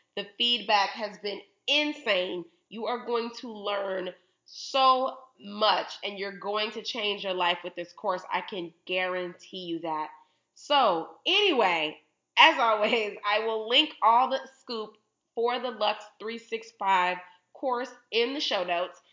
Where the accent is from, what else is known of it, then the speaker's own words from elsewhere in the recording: Chicago, Illinois, United States; I'm from Chicago